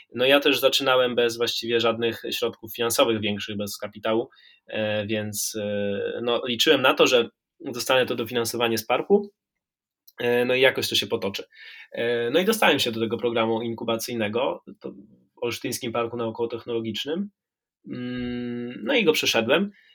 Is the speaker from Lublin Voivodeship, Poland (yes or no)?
no; Warmian-Masurian Voivodeship, Poland; ja pochodzę z Mazur